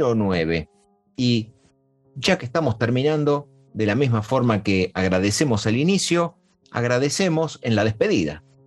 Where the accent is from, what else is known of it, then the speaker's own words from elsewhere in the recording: Uruguay; now in Buenos Aires, Argentina; yo nací en Uruguay